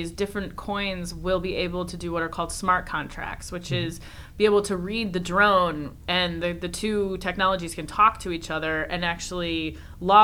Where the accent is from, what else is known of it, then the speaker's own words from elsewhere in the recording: Midwest, United States; I'm from the Midwest